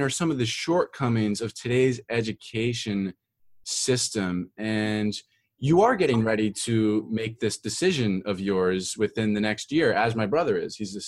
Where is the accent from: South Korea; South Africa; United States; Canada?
United States; Philadelphia, Pennsylvania; moved away; also born or lived in Florida; I'm from Philadelphia